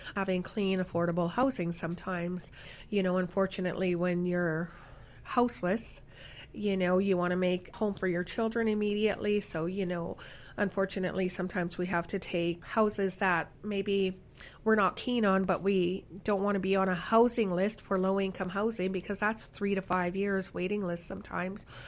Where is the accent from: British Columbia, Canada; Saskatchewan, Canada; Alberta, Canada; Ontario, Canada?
Saskatchewan, Canada; now in Winnipeg, Canada; I'm from Saskatchewan.